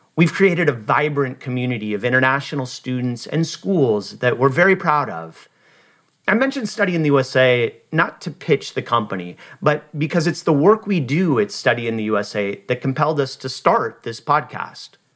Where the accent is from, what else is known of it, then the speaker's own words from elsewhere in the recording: Seattle, Washington, United States; moved away as an adult; also born or lived in Los Angeles, California / Boise, Idaho / Maui, Hawaii / San Diego, California; I was born and raised in Seattle